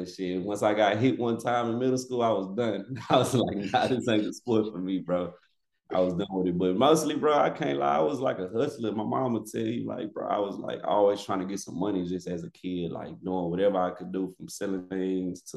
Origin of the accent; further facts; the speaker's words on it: Missouri City, Texas, United States; I grew up in Missouri City, Texas, known as Most City